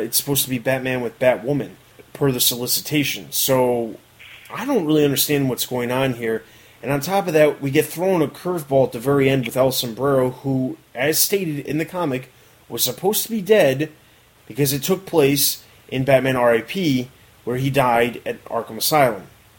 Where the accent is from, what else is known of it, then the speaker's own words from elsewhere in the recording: England, United Kingdom; even though I am English